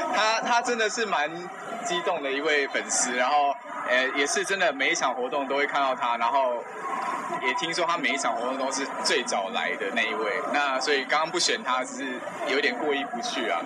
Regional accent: Taipei, Taiwan; 我从小就在台北长大

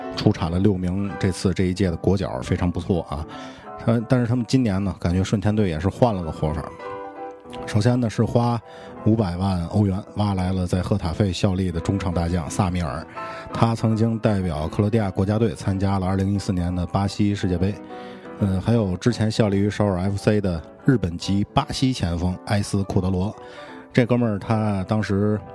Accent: Tianjin, China; 咱们天津人讲话叫“足球走看”

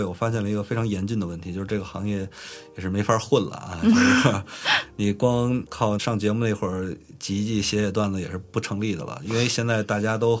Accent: Beijing, China; accent: Beijing; 为说白了就是有人喜欢北京口音，但是有人就不喜欢，你知道吧？因为我觉得我不是口音特别重的那种，但是

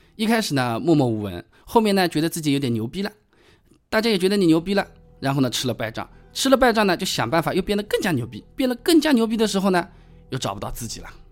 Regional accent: China; 我们中国人大多数也比较讨厌日本人

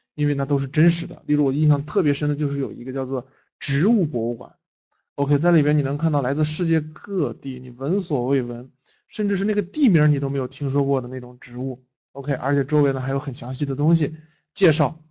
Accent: China; 作为一个中国人

